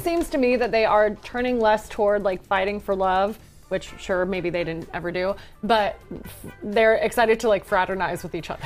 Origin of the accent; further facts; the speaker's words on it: Palm Desert, California, United States; Palm Springs, my hometown, well, Palm Desert